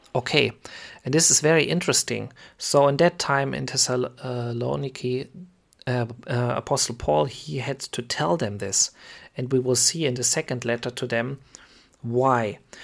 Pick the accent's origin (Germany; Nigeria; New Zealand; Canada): Germany; I am from Germany